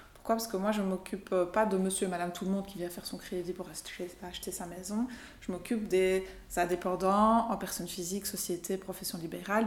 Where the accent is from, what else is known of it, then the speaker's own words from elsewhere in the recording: Belgium; also born or lived in Portugal / Brazil / Brussels; on est parti, j'avais deux semaines, on a quitté la Belgique